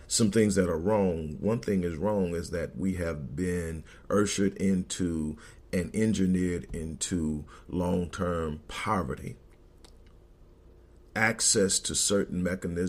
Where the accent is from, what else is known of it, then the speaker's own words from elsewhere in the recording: Houston, Texas, United States; Growing up in Houston, my grandmother owned a beauty salon in the Fifth Ward area